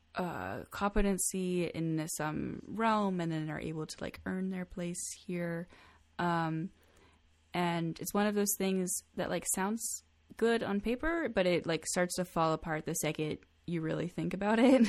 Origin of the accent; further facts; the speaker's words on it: United States; I'm extremely lucky to be born here, to be born to a first world country